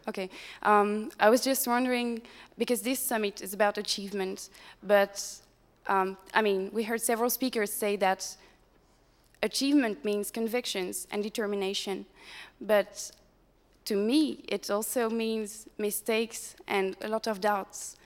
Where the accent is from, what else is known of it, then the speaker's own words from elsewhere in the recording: France; I'm from France.